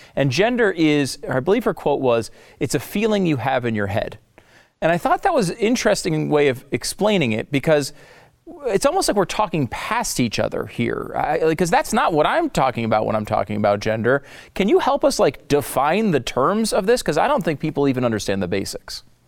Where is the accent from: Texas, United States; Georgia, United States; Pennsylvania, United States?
Texas, United States; my home state